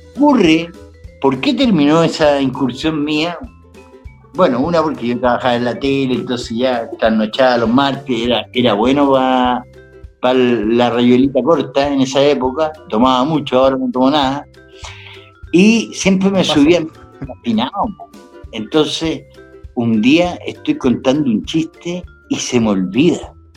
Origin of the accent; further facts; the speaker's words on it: Chile; Nosotros como chilenos